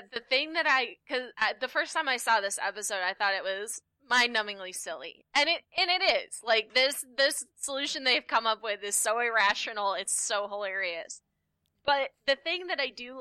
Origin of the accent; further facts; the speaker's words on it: United States; as an American